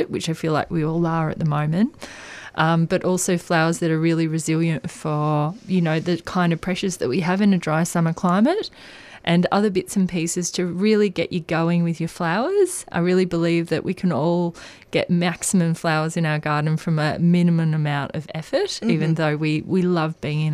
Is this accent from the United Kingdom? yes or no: no; Australia; as an Australian gardener